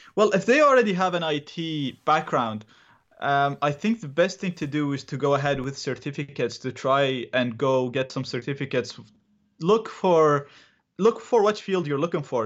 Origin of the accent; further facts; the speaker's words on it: Iraq; English is a second language; now in Dublin, Ireland; I'm originally from Iraq.